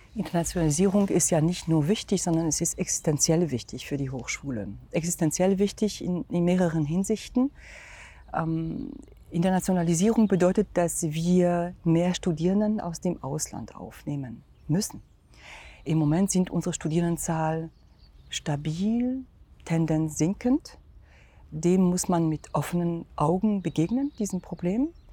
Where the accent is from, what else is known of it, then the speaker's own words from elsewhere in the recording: France; German is a second language; also born or lived in Germany; now in Magdeburg, Germany; Ich bin ähm, also gebürtige Französin